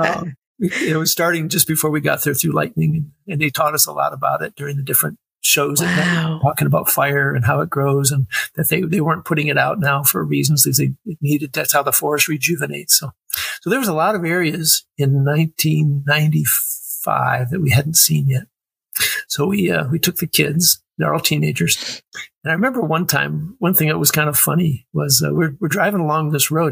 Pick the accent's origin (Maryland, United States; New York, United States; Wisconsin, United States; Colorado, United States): Wisconsin, United States; moved away as an adult; now in San Antonio, United States; I grew up in Wisconsin and went to the University of Wisconsin and then left there in 1982 when I joined the service.